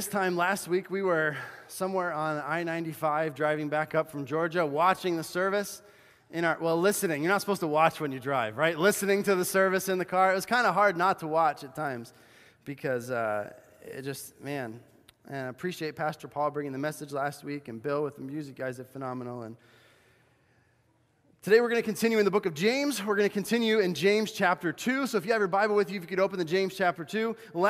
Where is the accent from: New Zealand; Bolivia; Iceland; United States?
Bolivia; Cochabamba; when I grew up in Bolivia, South America, as a missionary kid, and we would go shoe shopping in this place called the Cancha. It was this huge outdoor market in the city of Cochabamba where I lived.